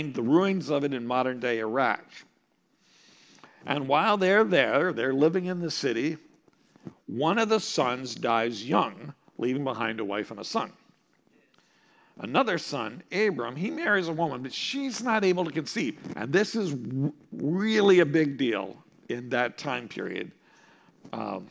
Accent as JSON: {"language": "English", "region": "Montana", "country": "United States", "tie": "born or raised there", "also_born_or_lived": "Minnesota", "moved": "as an adult", "said": "I grew up in Montana"}